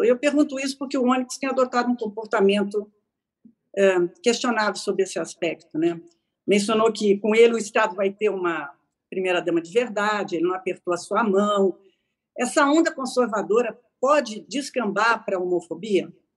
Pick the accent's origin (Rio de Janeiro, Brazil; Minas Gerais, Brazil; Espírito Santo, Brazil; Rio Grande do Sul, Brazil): Rio Grande do Sul, Brazil; eu sou gaúcha